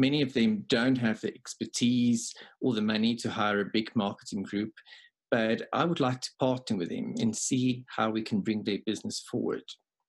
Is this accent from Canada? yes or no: no; South Africa; Yes, I was born here. I worked for a year in New Zealand. I worked for a while in the UK, but I'm back in South Africa at the moment.